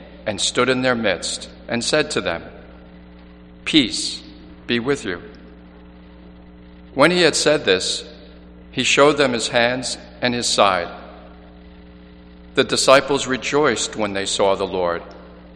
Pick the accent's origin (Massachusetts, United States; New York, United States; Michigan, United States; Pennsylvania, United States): New York, United States; New York City; moved away as an adult; also born or lived in Boston; originally I'm from Manhattan, New York City